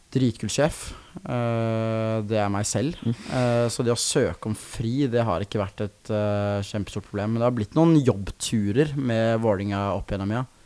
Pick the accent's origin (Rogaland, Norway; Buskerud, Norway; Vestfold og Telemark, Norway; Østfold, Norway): Østfold, Norway; Sarpsborg; sitte hjemme i Sarpsborg